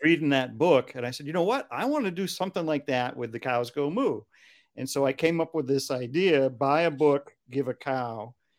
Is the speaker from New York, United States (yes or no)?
no; Hingham, Massachusetts, United States; where I grew up in Hingham, Massachusetts